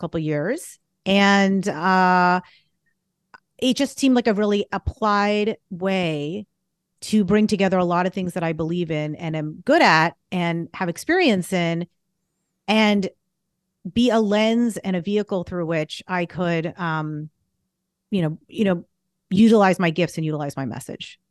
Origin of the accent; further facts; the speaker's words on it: Boston, Massachusetts, United States; moved away; also born or lived in California; I'm from the Boston area